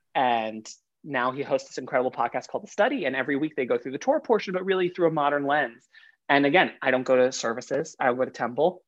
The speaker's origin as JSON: {"language": "English", "town": "New York City", "region": "New York", "country": "United States", "tie": "born or raised there", "also_born_or_lived": "Long Island", "said": "I grew up in Queens up until high school"}